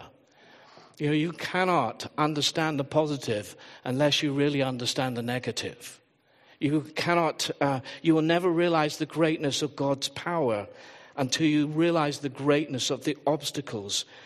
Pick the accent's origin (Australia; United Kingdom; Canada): United Kingdom; England; I am predominantly English.